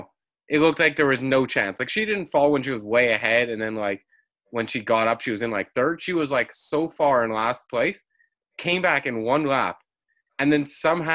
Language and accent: English; Canada; I'm Canadian